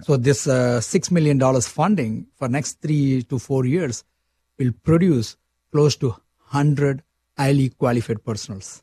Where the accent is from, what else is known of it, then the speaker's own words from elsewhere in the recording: India; moved away as an adult; now in Saskatchewan, Canada; You can see from a slang, I'm from India